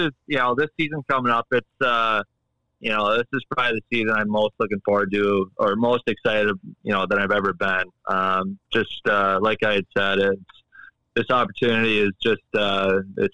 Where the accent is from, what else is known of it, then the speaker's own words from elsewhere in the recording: Minnesota, United States; also born or lived in Edina, Minnesota; growing up in Minnesota